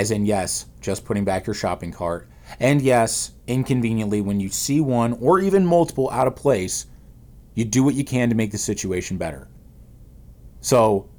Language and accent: English; St. Louis, Missouri, United States; I'm from St. Louis